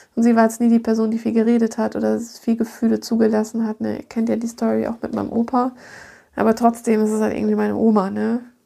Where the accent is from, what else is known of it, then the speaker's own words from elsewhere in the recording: Munich, Bavaria, Germany; moved away; Ich bin ja aus München